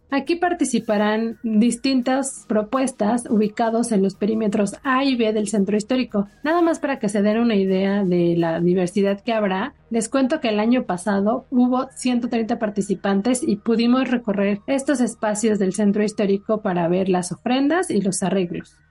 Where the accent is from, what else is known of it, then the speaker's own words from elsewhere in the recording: Mexico; nosotros como mexicanos